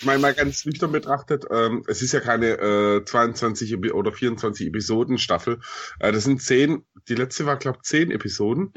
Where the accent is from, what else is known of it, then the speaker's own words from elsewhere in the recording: Swabia, Germany; accent: Swabian; ich bin Schwabe, also ich hab einen Sch- Akzent